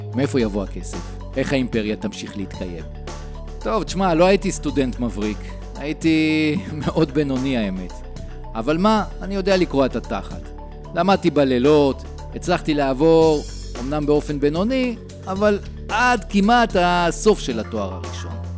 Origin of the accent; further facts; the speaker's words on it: Modiin, Central District, Israel; אני בן ארבעים וארבע, ממודיעין